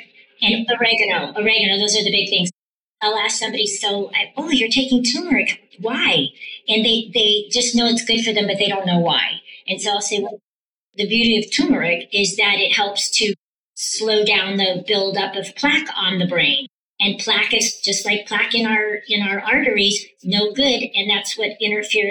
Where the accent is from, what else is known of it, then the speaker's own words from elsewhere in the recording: Palo Alto, California, United States; also born or lived in San Francisco, California; now in Las Vegas, United States; I'm originally from Palo Alto, California. And that's where we went to school. I mean, San Francisco, and then my parents moved us to Palo Alto. We went to school there